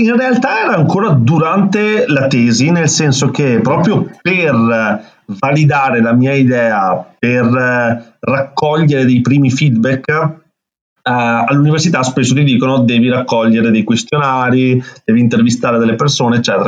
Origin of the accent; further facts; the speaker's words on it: Veneto, Italy; accent: Venetian; qua in Veneto, come si sente anche dal mio accento